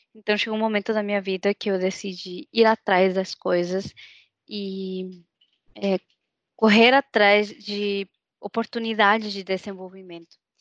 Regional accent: Mexico; accent: Mexican; Portuguese is a second language; moved away as an adult; now in São Leopoldo, Brazil; eu cresci numa cidade no México

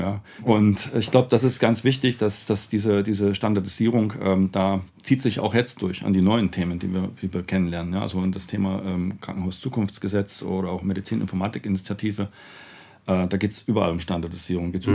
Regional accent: Vienna, Austria; komme ja nur aus Wien

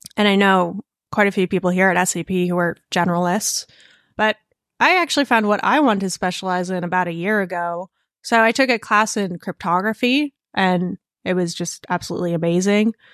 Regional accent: Connecticut and Vermont, Northeast, United States; moved away; also born or lived in Russia / California; I spent my childhood in Connecticut and Vermont.

